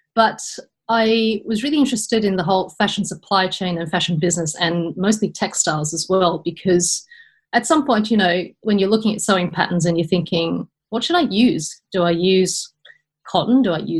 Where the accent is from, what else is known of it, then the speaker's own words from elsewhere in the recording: Australia; moved away as an adult; also born or lived in United Kingdom; now in Netherlands; I am an Australian import into the Netherlands via the UK